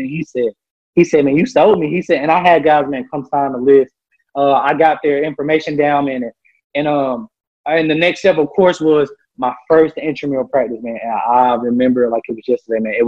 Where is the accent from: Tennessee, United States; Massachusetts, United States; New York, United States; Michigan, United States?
Tennessee, United States; Memphis; I'm from Memphis, Tennessee